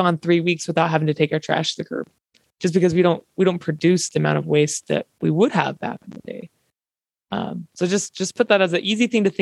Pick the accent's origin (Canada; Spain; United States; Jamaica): United States; Eastern Utah; growing up in Eastern Utah